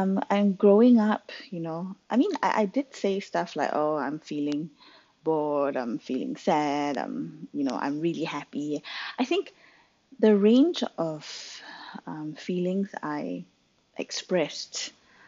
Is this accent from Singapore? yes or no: yes; Singapore; I grew up in Singapore